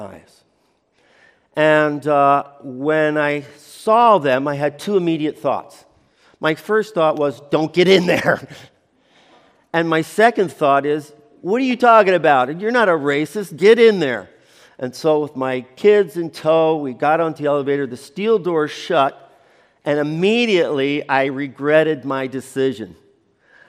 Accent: United States; moved away; also born or lived in Chile; I'm an American

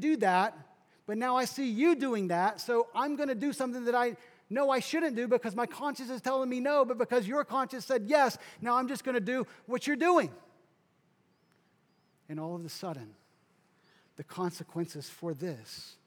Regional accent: South Kentucky, United States; So I grew up kind of in the Midwest, South Kentucky

